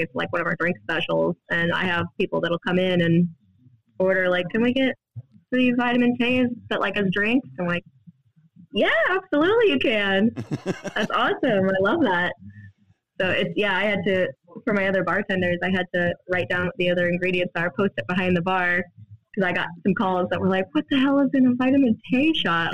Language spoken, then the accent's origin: English; Des Moines, Iowa, United States; now in Cedar Falls, United States; originally from Des Moines. Uh, I I, I, grew up in Des Moines and moved to Cedar Falls, Iowa for college